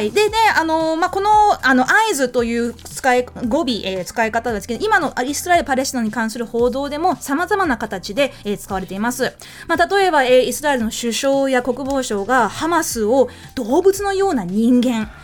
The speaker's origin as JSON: {"language": "Japanese", "country": "New Zealand", "tie": "born or raised there", "moved": "yes", "said": "私の、あのー、出身の国、まあ、育ちの国、ニュージーランドでは、はい、よく、I reckon, I reckon って言います"}